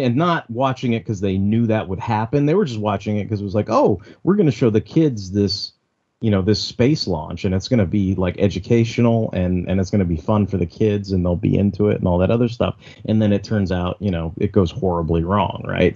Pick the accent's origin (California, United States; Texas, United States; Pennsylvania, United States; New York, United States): California, United States; Alameda; I grew up in Alameda